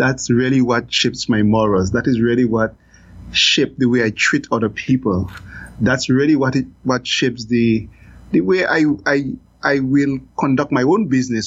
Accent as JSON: {"language": "English", "town": "Roseau", "region": "Saint George", "country": "Dominica", "tie": "born or raised there", "moved": "yes", "lives_now": "Belize", "said": "I'm a regular guy that grew up in Roseau. Grew up in Roseau Central"}